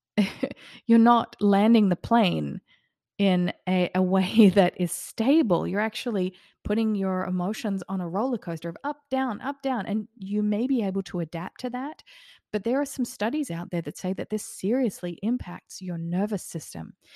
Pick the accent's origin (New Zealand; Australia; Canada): Australia; also born or lived in Queensland, Australia; now in Florida, United States; I grew up in Australia and I lived in Queensland for a little while.